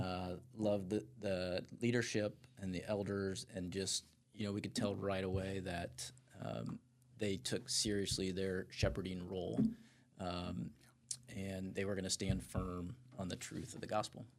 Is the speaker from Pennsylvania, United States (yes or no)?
no; Fort Wayne, Indiana, United States; also born or lived in California; I grew up here in Fort Wayne, have lived here, uh, basically my whole life outside of three years, uh, in California